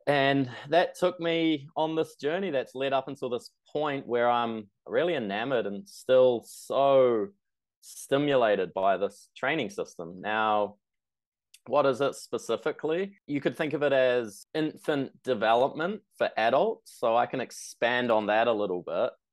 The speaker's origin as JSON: {"language": "English", "country": "New Zealand", "said": "I'm from New Zealand."}